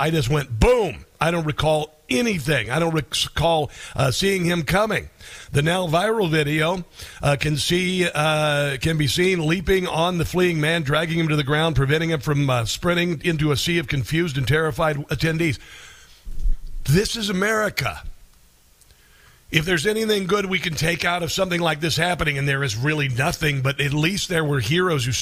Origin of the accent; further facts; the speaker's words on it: Omaha, Nebraska, United States; Omaha, Nebraska, my hometown